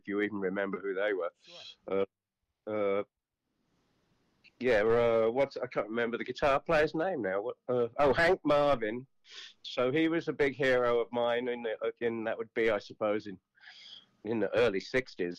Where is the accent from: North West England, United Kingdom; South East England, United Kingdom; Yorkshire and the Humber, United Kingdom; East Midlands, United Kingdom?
East Midlands, United Kingdom; Kettering; also born or lived in Harrogate, Yorkshire; now in New York, United States; I was born in Yorkshire, in Harrogate, in Yorkshire, back in the 50s. I was only there for about 3 years, and then when I was about three or four, my parents moved to Kettering, which is in the Midlands, about 95 miles north of London. And I grew up there for the most part.